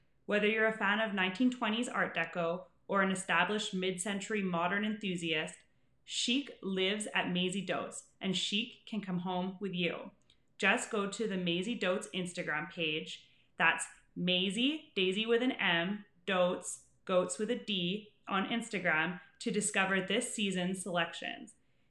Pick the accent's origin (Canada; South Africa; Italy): Canada; Calgary, Alberta; born or raised there; also born or lived in Yellowknife